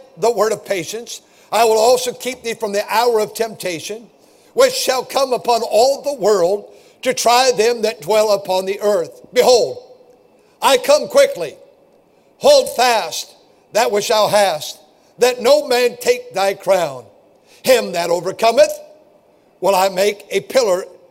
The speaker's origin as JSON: {"language": "English", "town": "Milwaukee", "region": "Wisconsin", "country": "United States", "tie": "born or raised there", "said": "I'm a twin, and we were born in Milwaukee"}